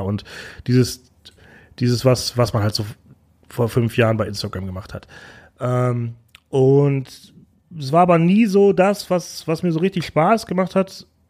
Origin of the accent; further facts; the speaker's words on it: Bochum, North Rhine-Westphalia, Germany; now in Berlin, Germany; ich bin gebürtig aus Bochum